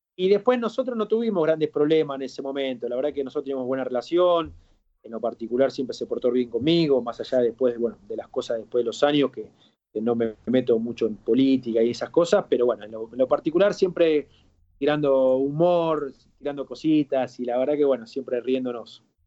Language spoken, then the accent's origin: Spanish; Argentina; also born or lived in Spain; de aquí de Argentina